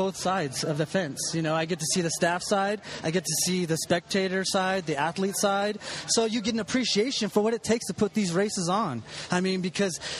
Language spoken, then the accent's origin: English; San Diego, California, United States; I'm from San Diego